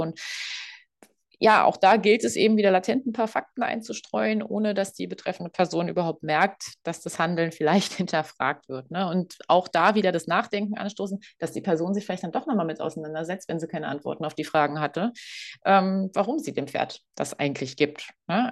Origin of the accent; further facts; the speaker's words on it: Berlin, Germany; moved away; ich komme ursprünglich aus Berlin